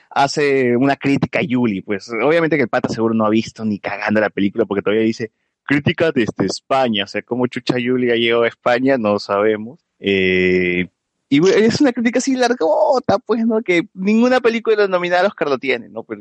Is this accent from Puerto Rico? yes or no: no; Peru; debemos apoyar el cine peruano porque es peruano y somos peruanos y debemos apoyar entre nosotros.